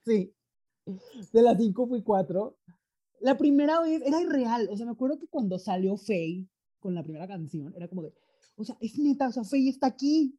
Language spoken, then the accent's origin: Spanish; Mexico; yo soy mexicano, pero estoy aquí porque intercambio